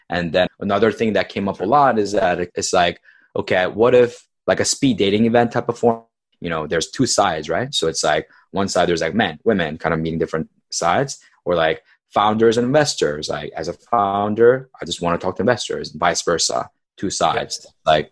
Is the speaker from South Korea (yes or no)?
yes; South Korea; also born or lived in California, United States; So I was born in California, and when I was two, my family moved to South Korea.